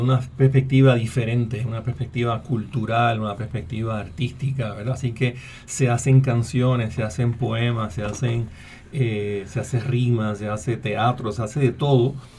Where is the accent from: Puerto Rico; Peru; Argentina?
Puerto Rico; Así que soy puertorriqueño, soy biólogo, soy profesor e investigador en la UPR en Río Piedras